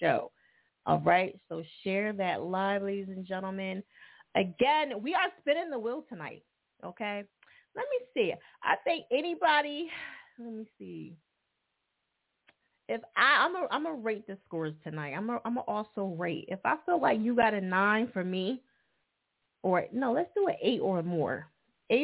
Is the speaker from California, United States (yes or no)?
no; New Jersey, United States; now in Philadelphia, United States; Jersey? Okay, that's my home state. A lot of people think I'm from Philly, but I'm not. But I've been here 18 years